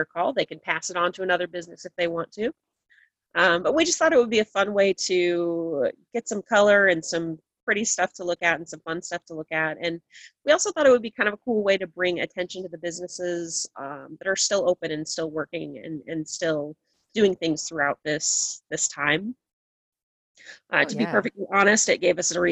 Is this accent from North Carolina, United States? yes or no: no; Nauvoo, Illinois, United States; now in Greenville, United States; I grew up in Hancock County, Illinois, which is more rural than here by far